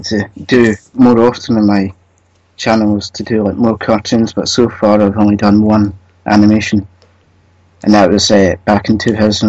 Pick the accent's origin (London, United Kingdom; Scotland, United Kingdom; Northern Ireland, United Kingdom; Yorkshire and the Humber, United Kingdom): Scotland, United Kingdom; west of; Sort of like the west area.